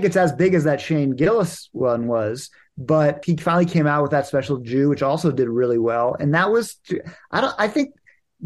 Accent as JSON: {"language": "English", "town": "Washington", "region": "District of Columbia", "country": "United States", "tie": "born or raised there", "said": "my hometown of Washington, D.C."}